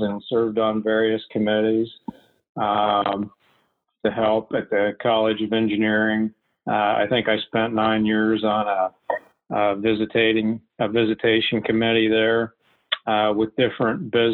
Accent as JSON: {"language": "English", "region": "West Virginia", "country": "United States", "tie": "born or raised there", "said": "I grew up in West Virginia"}